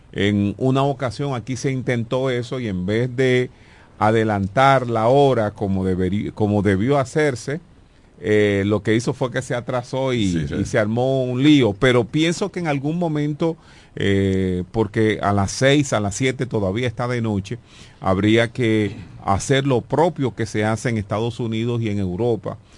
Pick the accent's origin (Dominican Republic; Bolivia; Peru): Dominican Republic; La Romana; yo nací en la calle Doctor Gonzalo número 9, esa es la calle que sube de Jumbo.